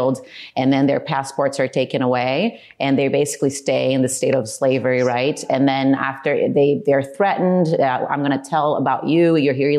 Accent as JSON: {"language": "English", "country": "Brazil", "tie": "born or raised there", "moved": "yes", "said": "I was born and raised in Brazil and had a regular childhood"}